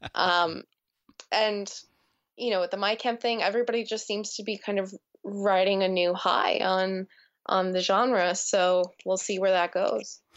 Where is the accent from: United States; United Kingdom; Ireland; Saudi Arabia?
United States; New Jersey; growing up in New Jersey and what an impact that had on me